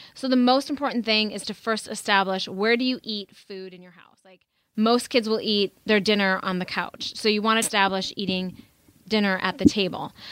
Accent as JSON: {"language": "English", "region": "North Dakota", "country": "United States", "tie": "born or raised there", "said": "I grew up in the Midwest in North Dakota"}